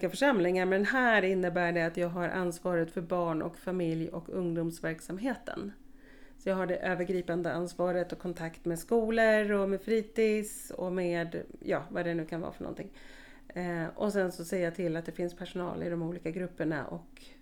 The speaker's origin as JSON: {"language": "Swedish", "region": "Skåne", "country": "Sweden", "tie": "born or raised there", "also_born_or_lived": "Uppsala", "said": "jag är född i Uppsala faktiskt. Ehm, men bodde där ett år och sen är jag uppvuxen i Skåne på lite olika ställen"}